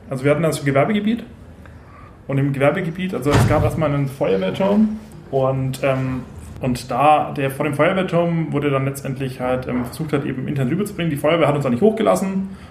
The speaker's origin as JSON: {"language": "German", "area": "Franconia", "region": "Bavaria", "country": "Germany", "said": "Ich komme aus dem Dorf mit ja, 300 Kühen und 200 Einwohnern. so richtig, richtig Dorf."}